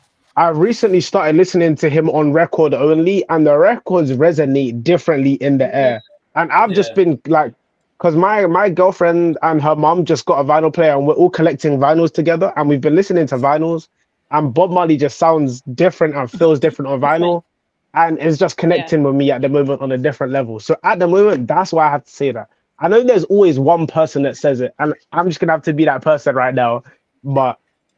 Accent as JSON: {"language": "English", "country": "United Kingdom", "said": "Because I'm British and you guys are American, and we do not pronounce the word water the same."}